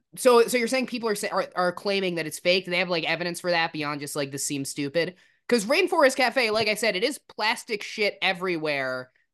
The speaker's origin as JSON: {"language": "English", "region": "New Jersey", "country": "United States", "tie": "born or raised there", "said": "I grew up in New Jersey"}